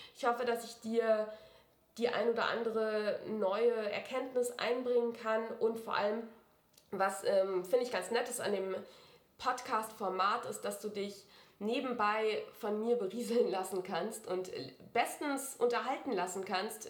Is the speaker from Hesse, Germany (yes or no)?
yes; Wiesbaden, Hesse, Germany; moved away as an adult; also born or lived in Mainz; now in Munich, Germany; ich bin in Wiesbaden aufgewachsen